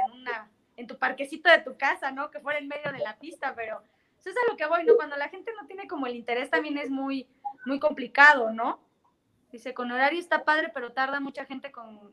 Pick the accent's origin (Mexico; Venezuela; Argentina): Mexico; como mexicano